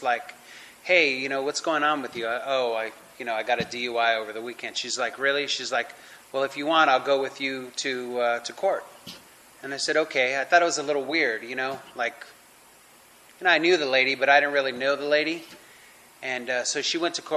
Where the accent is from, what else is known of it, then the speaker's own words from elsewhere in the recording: Los Angeles, California, United States; I'm born and raised in California in the San Fernando Valley, LA area